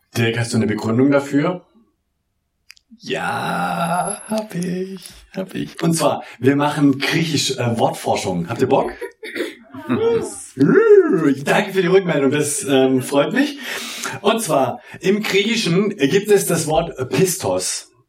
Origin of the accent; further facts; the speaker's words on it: Southern Germany, Germany; ich komme ja aus dem Süddeutschen.